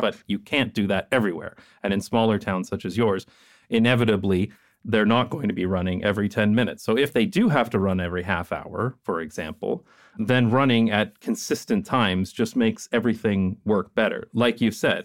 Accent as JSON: {"language": "English", "country": "Canada", "moved": "yes", "said": "because I am Canadian"}